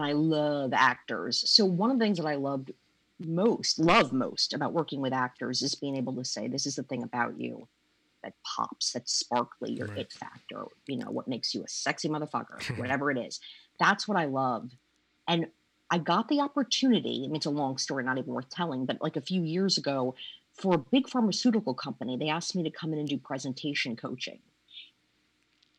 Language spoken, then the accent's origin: English; Maryland, United States; moved away as an adult; also born or lived in Jersey Shore, New Jersey / Washington, D.C. area; now in New York, United States; I was born on the Jersey Shore, moved to Maryland by the age of 8, was like a Maryland person, went to University of Maryland